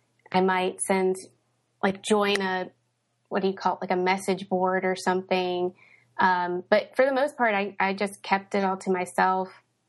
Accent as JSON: {"language": "English", "town": "Knoxville", "region": "Tennessee", "country": "United States", "tie": "born or raised there", "also_born_or_lived": "Indianapolis / St. Louis / Cincinnati", "said": "I was born in Indianapolis. We moved to St. Louis and lived there for a few years while I was a kid. Lived in Cincinnati for a few years. I spent most of my childhood in Knoxville, Tennessee."}